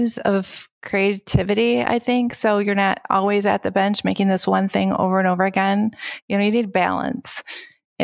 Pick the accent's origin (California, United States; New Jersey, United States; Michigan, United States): Michigan, United States; Kalamazoo; moved away as an adult; I grew up in Kalamazoo and I went to school in Kalamazoo